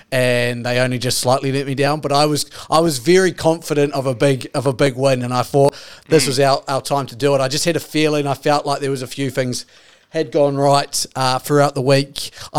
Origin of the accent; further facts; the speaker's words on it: Australia; So, I mean, as an Aussie, a lot of people were getting, you know, disappointed and angry about it.